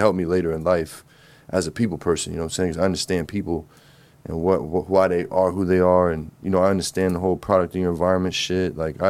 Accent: New Jersey, United States; I'm from Jersey. North Jersey.

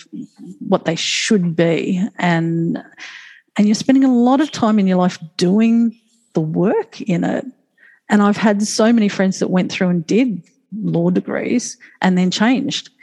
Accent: Moreton Bay, Queensland, Australia; I just enjoyed playing and growing up on Moreton Bay

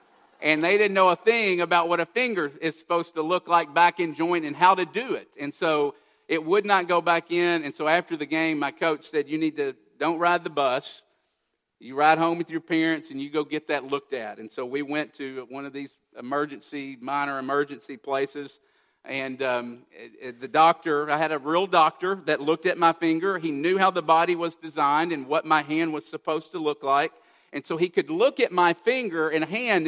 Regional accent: Kentucky, United States; I grew up in Kentucky.

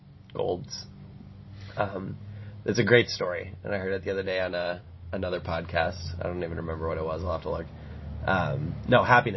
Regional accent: United States; as an American watching how British people and European people are reacting to video replay in sports

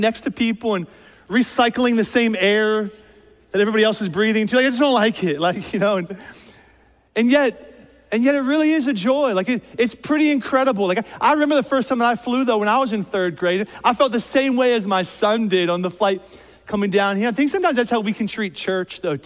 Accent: outside of Philadelphia, Pennsylvania, United States; moved away as an adult; now in Columbus, United States; I was born and raised outside of Philadelphia, PA.

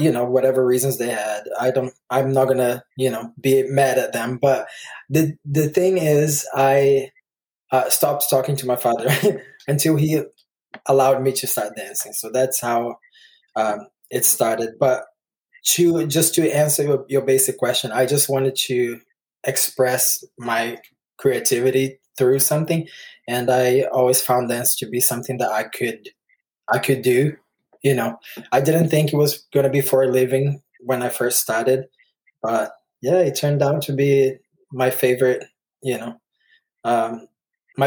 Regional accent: Brazil; now in United States; I grew up in Brazil

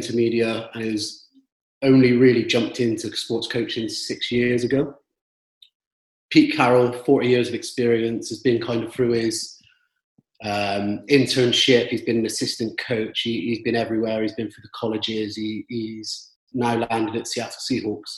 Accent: Bristol, South West England, United Kingdom; from Bristol. You can probably pick up by the accent.

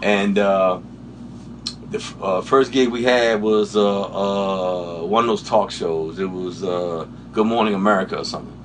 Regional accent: Washington, District of Columbia, United States; moved away; also born or lived in Minneapolis; I grew up in Washington D.C.

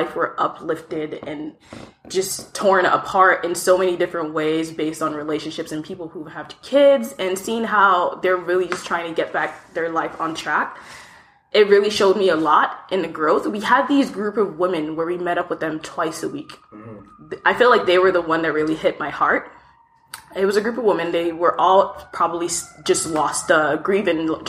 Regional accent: DMV area, DC, Maryland, United States; moved away as an adult; also born or lived in Lagos, Nigeria; now in Toronto, Canada; I grew up mostly in the DMV area, DC, Maryland to be specific

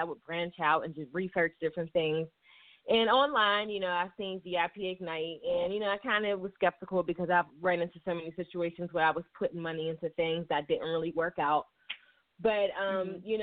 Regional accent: Pittsburgh, Pennsylvania, United States; I'm from Pittsburgh, Pennsylvania

